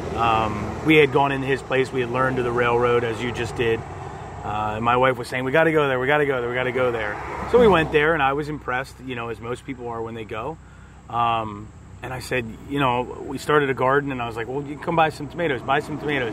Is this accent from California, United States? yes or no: no; Audubon, Pennsylvania, United States; also born or lived in Lower Pottsgrove, Pennsylvania; now in Royersford, United States; I grew up in Lower Potts Grove uh, till about second grade, and then moved to uh, Audubon, uh, which was in you know Montgomery County area